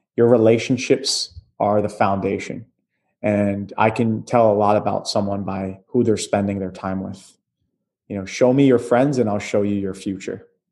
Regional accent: Atlantic City, New Jersey, United States; moved away; Moving out of Jersey, my hometown, Atlantic City area

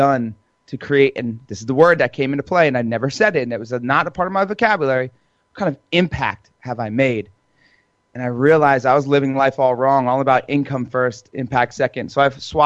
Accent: New Jersey, United States; I'm Italian. I'm from Jersey

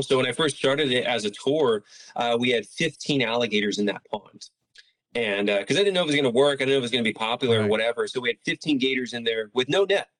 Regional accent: Palm Bay, Florida, United States; also born or lived in Miami, Florida; I'm from Palm Bay, Florida. That's where I was born and raised.

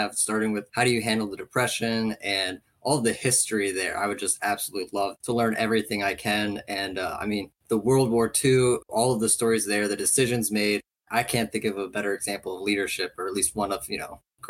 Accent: Maryland, United States; I'm from Maryland

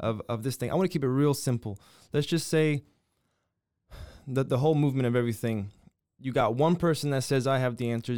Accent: United States; I'm an American

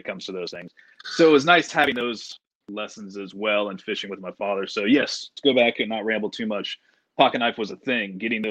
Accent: Panama City, Florida, United States; I grew up in Panama City, Florida, for the most part. We moved around a lot when I was very young, but we finally settled in Panama City when I was around 7, 8.

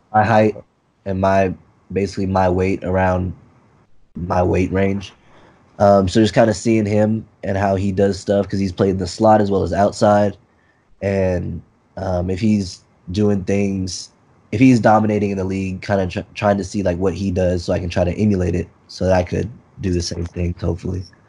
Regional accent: Texas, United States; I'm from Texas

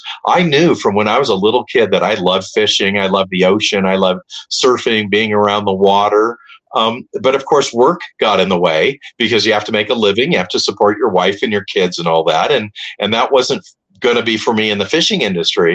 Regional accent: Hermosa Beach, California, United States; I grew up in Hermosa Beach.

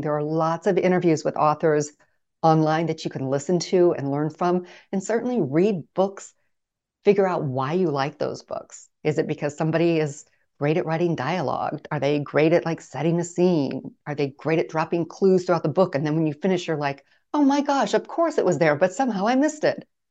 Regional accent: Midwest, United States; now in Phoenix, United States; I grew up in the Midwest

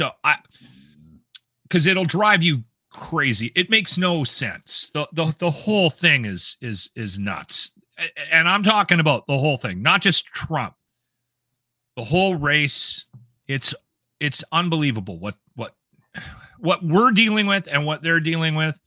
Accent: Alberta, Canada; we're from Alberta

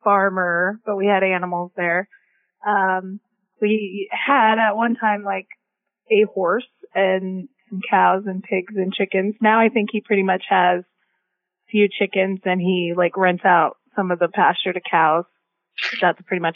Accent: Bloomfield, Nebraska, United States; also born or lived in Lincoln, Nebraska; now in Plattsmouth, United States; I'm from Bloomfield, Nebraska

